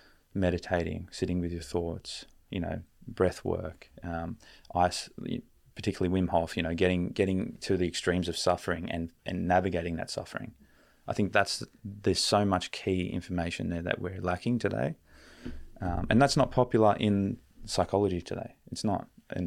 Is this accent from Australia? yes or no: yes; Newtown, New South Wales, Australia; I'm from an Indigenous background. I'm still learning about my Indigenous background. I'm from Gadigal Mob, which is Newtown.